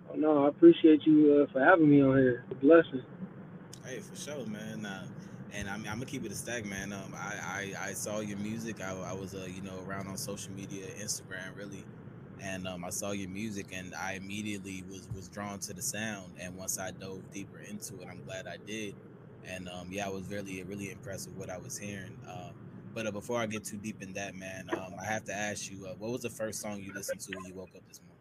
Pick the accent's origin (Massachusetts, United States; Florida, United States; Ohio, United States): Ohio, United States; Cleveland; I'm from Cleveland, Ohio.